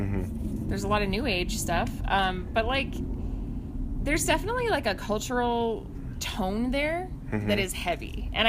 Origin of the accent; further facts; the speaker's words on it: Santa Fe, New Mexico, United States; We were like, dude, we're from Santa Fe. It's the highest elevated capital in the United States.